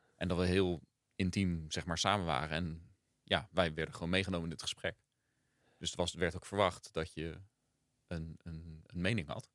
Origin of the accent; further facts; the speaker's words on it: Gouda, South Holland, Netherlands; moved away; also born or lived in Rotterdam / Rio de Janeiro; we zijn in Rotterdam geboren. En toen ik zeven was, zijn we naar Gouda verhuisd. Dus eigenlijk opgegroeid in Gouda.